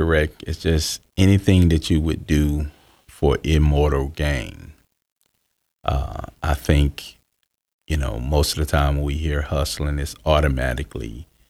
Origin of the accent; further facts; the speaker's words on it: Houston, Texas, United States; born there; also born or lived in California / Florida / Georgia; I was born in Houston, Texas in 1970 of September.